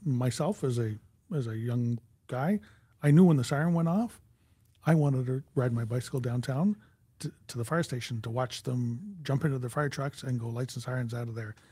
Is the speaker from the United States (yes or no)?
no; Canada; we are Canadian